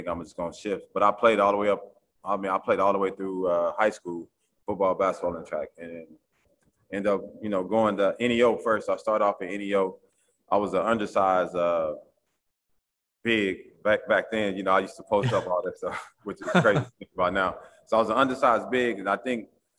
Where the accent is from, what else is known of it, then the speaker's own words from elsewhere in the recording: Oklahoma City, Oklahoma, United States; moved away as an adult; now in East Coast, United States; I grew up in Oklahoma City